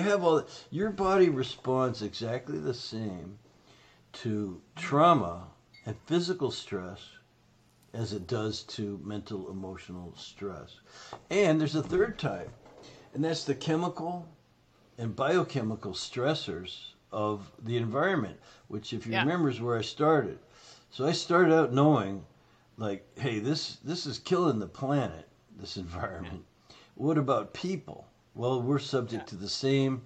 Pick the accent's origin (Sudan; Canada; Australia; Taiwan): Canada; now in United States; I'm Canadian, right? So, but I've been in the States for 40 plus years.